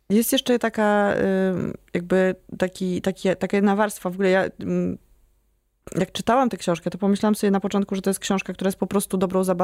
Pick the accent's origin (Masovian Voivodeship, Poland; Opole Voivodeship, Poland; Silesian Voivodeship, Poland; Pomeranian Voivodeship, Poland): Masovian Voivodeship, Poland; Warsaw; jako warszawianka, która to... się nie interesuje Krakowem.